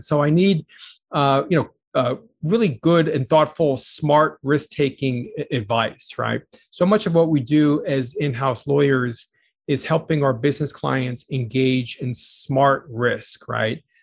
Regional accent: New York City, New York, United States; also born or lived in Chicago area; now in Chicago, United States; I grew up in the New York City area, was born in the Bronx

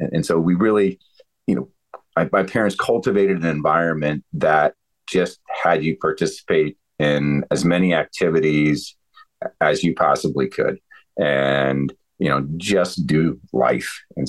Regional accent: Ohio, United States; also born or lived in Northern Virginia; But when we moved from Ohio to the DC area, Northern Virginia, my dad worked over at the Pentagon.

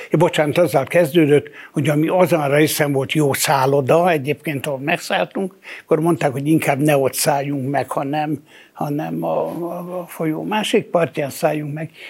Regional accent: Hungary; nekem a nem tudom én hanyadi ziglen Magyarországon, én nem, én, én, én, én magyar vagyok.

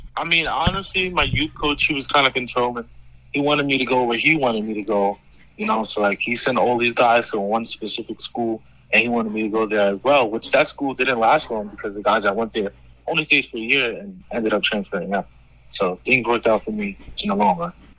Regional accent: New York City, New York, United States; New York, my home state

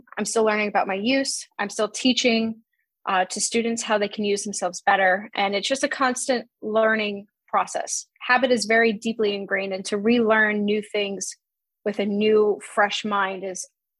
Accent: Long Island, New York, United States; moved away as an adult; now in Boston, United States; So I was born and raised in Long Island. I came to Boston for my undergraduate studies back in 2010, and I really haven't left.

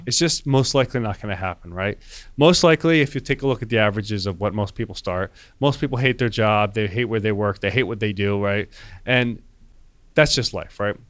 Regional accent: Wayne, New Jersey, United States; I grew up in Wayne, New Jersey

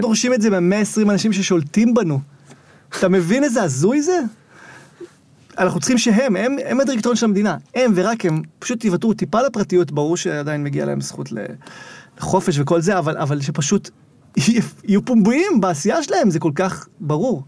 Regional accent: Zikhron Ya'akov, Haifa District, Israel; born or raised there

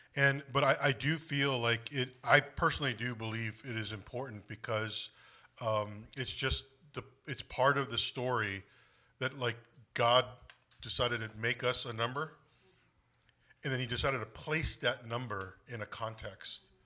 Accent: United States; Korean is my ethnicity, American is my nationality, 'cause I'm a, I was born in the States.

